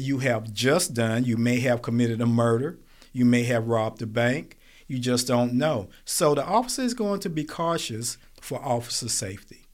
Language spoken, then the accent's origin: English; Smithfield, United States; I grew up in Smithfield